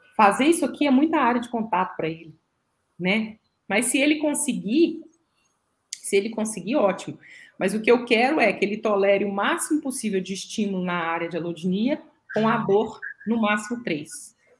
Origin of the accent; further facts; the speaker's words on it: Minas Gerais, Brazil; eu, como uma boa mineira